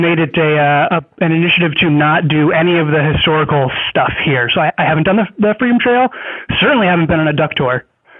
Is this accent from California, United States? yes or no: yes; San Diego, California, United States; moved away as an adult; now in Boston, United States; I'm from California. I'm from San Diego. I go to school out here in Boston.